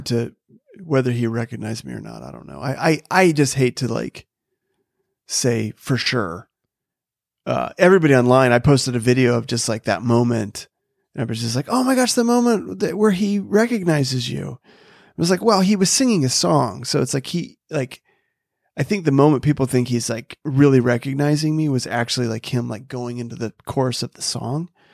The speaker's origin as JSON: {"language": "English", "region": "North Dakota", "country": "United States", "tie": "born or raised there", "said": "I grew up in North Dakota"}